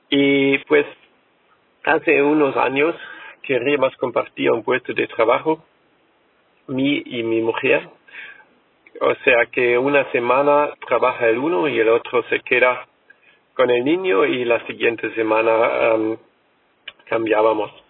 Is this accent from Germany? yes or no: yes; Germany; Spanish is a second language; soy alemán